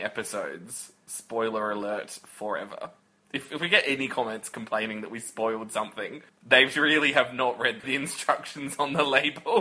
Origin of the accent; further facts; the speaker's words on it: Australia; We we're both Australian